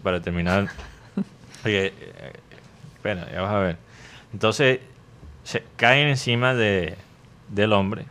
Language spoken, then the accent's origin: Spanish; Medellín, Antioquia, Colombia; yo soy de Medellín